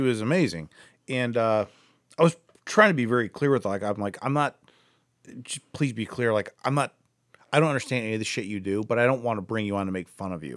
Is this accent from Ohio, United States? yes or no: yes; Akron, Ohio, United States; more in the Akron area